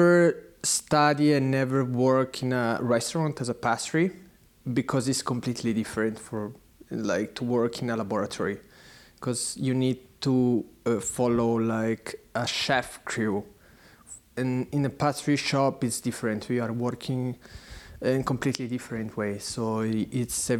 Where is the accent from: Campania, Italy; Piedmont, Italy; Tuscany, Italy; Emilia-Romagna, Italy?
Piedmont, Italy; San Carlo Canavese; English is a second language; moved away as an adult; now in Berlin, Germany; I come from Italy, from Torino. It's a small city close to Torino. It's called San Carlo Canavese.